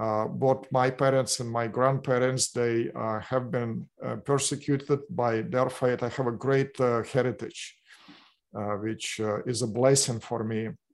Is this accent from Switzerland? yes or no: no; Russia; English is a second language; moved away as an adult; now in Orange County, United States; my background, I came from Russia